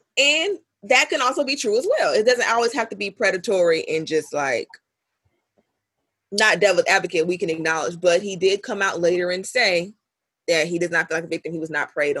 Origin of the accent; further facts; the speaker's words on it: Florida, United States; I am from Florida. I went to school in Tallahassee.